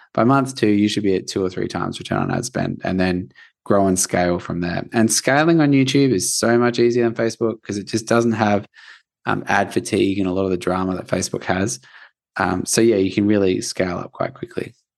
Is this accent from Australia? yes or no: yes; Australia; I'm from Australia